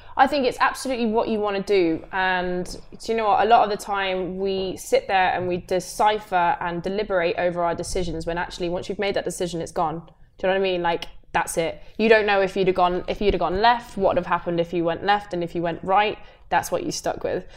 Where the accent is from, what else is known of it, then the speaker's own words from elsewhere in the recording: Coventry, West Midlands, United Kingdom; moved away as an adult; born and raised in Coventry, went to school there